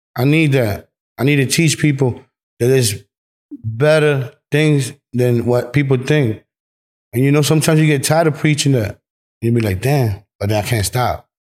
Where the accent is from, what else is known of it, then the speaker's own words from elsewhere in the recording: New York City, New York, United States; Bro, I'm from New York.